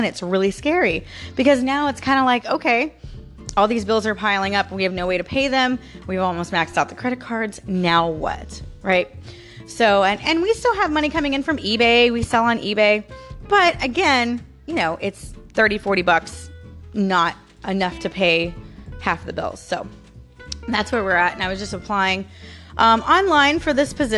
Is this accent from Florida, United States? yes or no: yes; St. Petersburg, Florida, United States; I was born and raised in Florida, right? I was born in St. Petersburg. I've lived in Florida my entire life